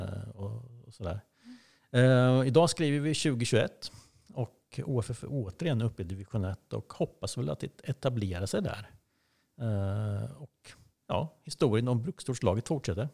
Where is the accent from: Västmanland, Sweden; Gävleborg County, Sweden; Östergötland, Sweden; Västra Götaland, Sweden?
Östergötland, Sweden; Åtvidaberg; hemma på Valkaregatan